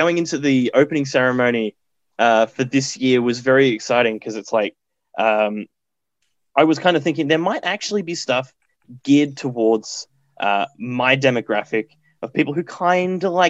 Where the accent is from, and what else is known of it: Australia